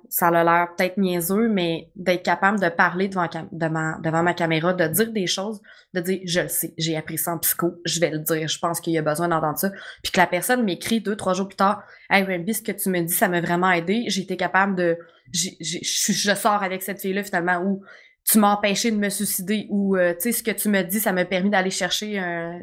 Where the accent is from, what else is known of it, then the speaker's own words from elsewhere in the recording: Quebec, Canada; je suis québécoise, c'est sûr que je vais parler mal